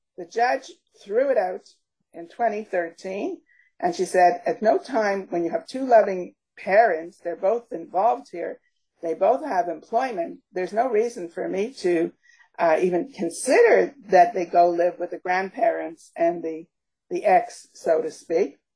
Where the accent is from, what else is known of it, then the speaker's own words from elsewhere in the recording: Canada; also born or lived in Montreal / Toronto; we are we are Canadian